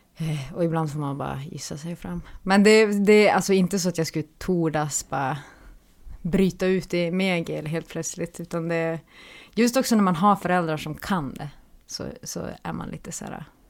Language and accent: Swedish; Pajala, Norrbotten County, Sweden; Ja, jag är från Pajala.